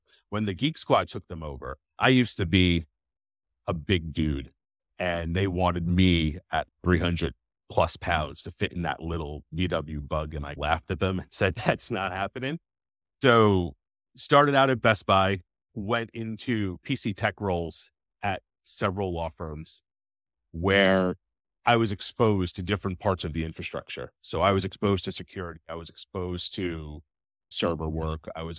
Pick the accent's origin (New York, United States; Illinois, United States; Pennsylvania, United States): New York, United States; so I'm like originally from New York.